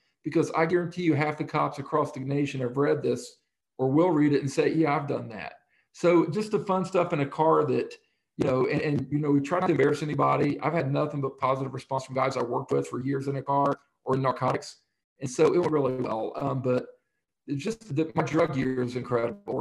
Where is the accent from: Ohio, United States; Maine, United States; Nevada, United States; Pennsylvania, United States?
Ohio, United States; Middletown; I'm just some hillbilly from Middletown, Ohio